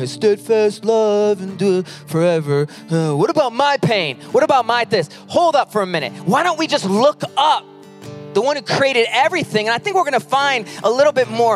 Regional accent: Pinckney, Michigan, United States; also born or lived in Mason, Michigan; now in Lansing, United States; I was born in Pinckney, Michigan, moved to Mason, and now in Lansing

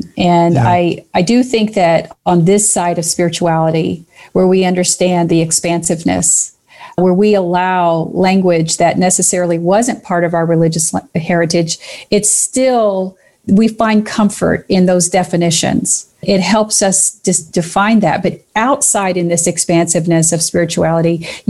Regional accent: Kentucky, United States; I'm from Kentucky, so every once in a while, a hill which you climb to get up to the top becomes a heel

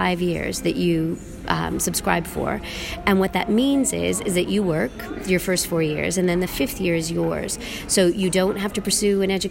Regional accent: Ontario, Canada; accent: Canadian; now in England; I'm Canadian by accent. So I grew up in the Ontario education system, in the state-funded school system.

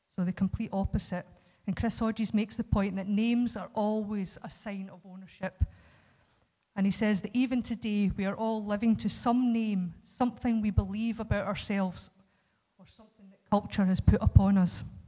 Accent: Scotland, United Kingdom; as us Scots, there's just something that says we're Scottish first.

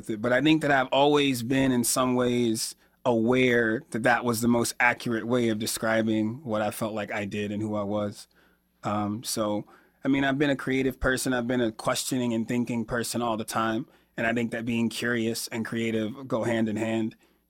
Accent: Johnson City, New York, United States; born there; also born or lived in Alabama / Georgia / Florida; now in Chicago, United States; I was born in Johnson City, New York, which is right outside of Binghamton. And I lived most of my life in the South. So I've lived in Alabama and Georgia. I lived in Florida for about 13 years before I moved to Chicago a few years ago.

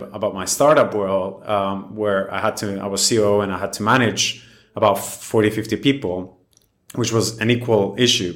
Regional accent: Cyprus; I was born and raised in Cyprus

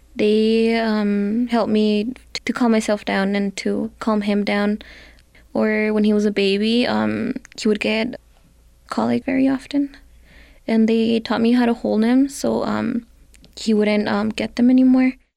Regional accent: Santa Fe, New Mexico, United States; I am from Santa Fe, New Mexico

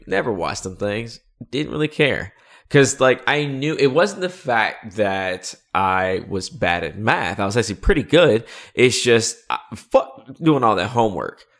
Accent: North Carolina, United States; I'm from North Carolina

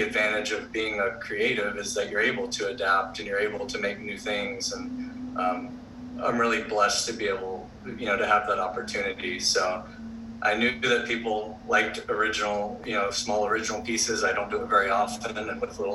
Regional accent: Florida, United States; moved away as an adult; also born or lived in Auburn; now in Hawaii, United States; I grew up surfing in Florida

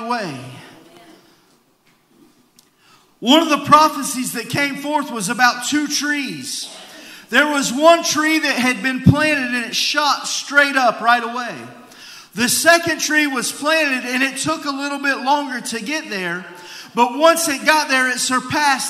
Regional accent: United States; as an American

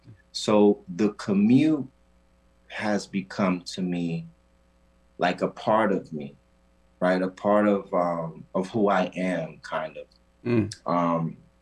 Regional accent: Puerto Rico; So for me, being that I am from the Caribbean, mm-hmm. first of all, I'm from an island called Puerto Rico, better known to us as Borinquen.

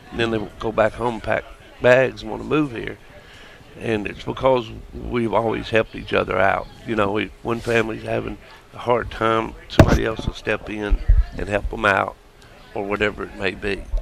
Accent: Nashville, Tennessee, United States; East Nashville.

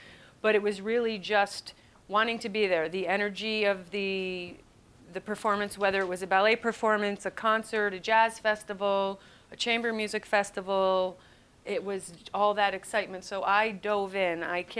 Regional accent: Schenectady, New York, United States; I grew up in Schenectady, New York. Certainly not a hotbed for entertainment or anything else interesting.

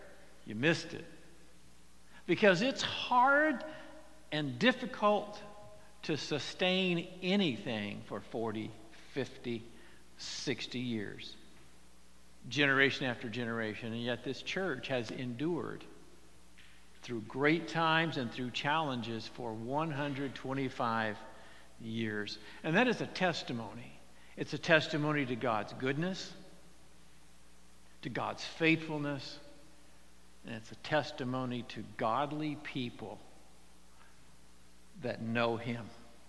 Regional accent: Phoenix, Arizona, United States; also born or lived in California; because I grew up in the Phoenix area for a time and in California

